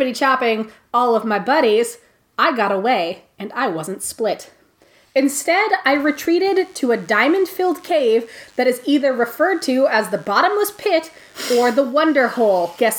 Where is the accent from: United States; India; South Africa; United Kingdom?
South Africa; Richtersveld, Northern Cape; Anyway, I hail from Richtersveld, a desert mountainous region in South Africa.